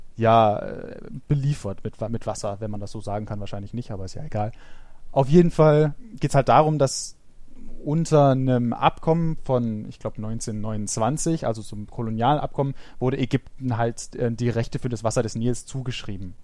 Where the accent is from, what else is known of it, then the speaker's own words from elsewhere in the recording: Germany; bei uns in Deutschland